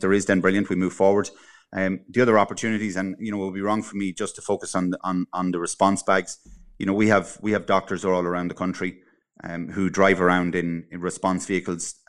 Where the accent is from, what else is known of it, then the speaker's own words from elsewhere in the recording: Cavan, Ulster, Ireland; moved away; I'm originally from Cavan